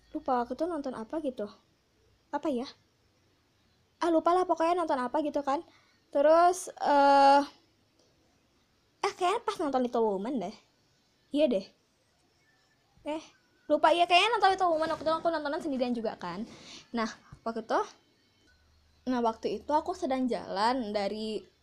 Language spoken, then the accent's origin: Indonesian; Padang, West Sumatra, Indonesia; Nah, uniknya itu adalah aku kan dari Padang nih ketika aku di Padang bioskop yang kayak XX1 uh, CGV itu nggak ada di Padang